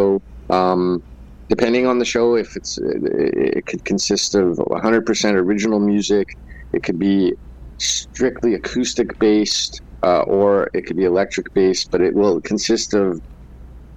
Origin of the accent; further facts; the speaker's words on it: Winnipeg, Manitoba, Canada; I'm from Winnipeg, Manitoba, Canada. I'm a Métis here in the Red River Métis Nation